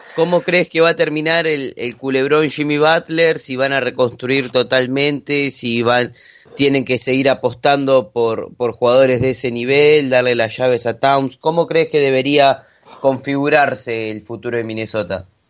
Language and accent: Spanish; Argentina; como buen argentino